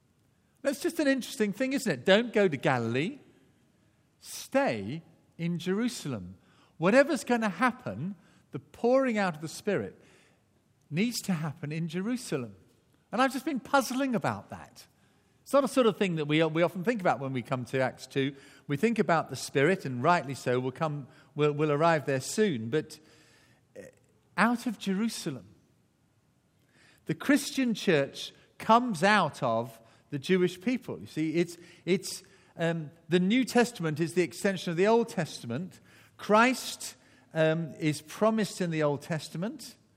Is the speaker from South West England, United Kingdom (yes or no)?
yes; Barnstaple, South West England, United Kingdom; born there; Mine, unfortunately, says Barnstaple, Devon. all these years and you thought I was born in Wales. Well, I was born in England.